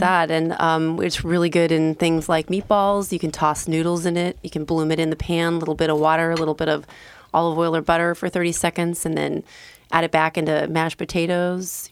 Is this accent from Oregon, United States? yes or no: yes; Bend, Oregon, United States; moved away as an adult; also born or lived in Southern California / New York / New Jersey / Rhode Island; now in Portland, United States; I was born in Southern California and raised in Bend